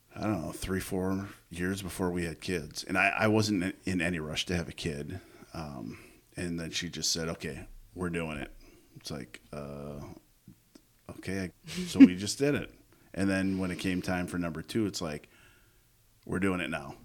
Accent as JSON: {"language": "English", "town": "Coon Rapids", "region": "Minnesota", "country": "United States", "tie": "born or raised there", "said": "I grew up in Coon Rapids"}